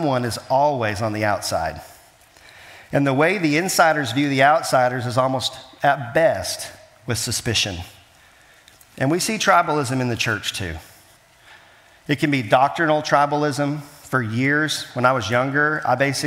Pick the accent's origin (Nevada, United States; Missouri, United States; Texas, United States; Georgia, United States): Missouri, United States; Kansas City; I was born in Kansas City